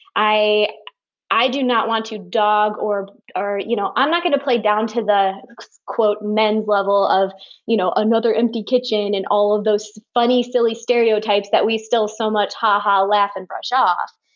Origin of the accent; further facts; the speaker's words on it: Michigan, United States; I'm from Michigan